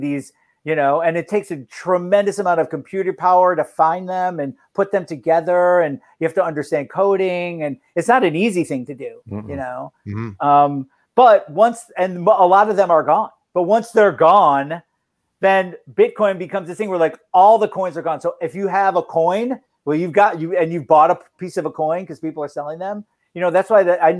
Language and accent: English; Detroit, Michigan, United States; now in Los Angeles, United States; I'm from Detroit originally